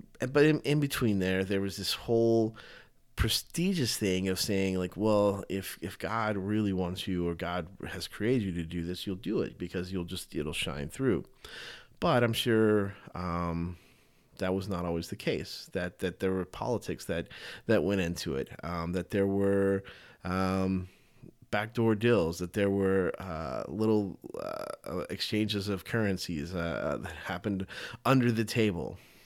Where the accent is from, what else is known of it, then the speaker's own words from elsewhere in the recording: the South, United States; Growing up in the South as a Southern Baptist, that's for sure.